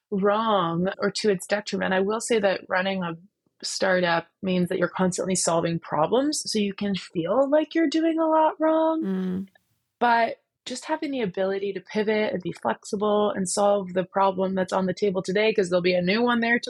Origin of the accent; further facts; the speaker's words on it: Canada; I am Canadian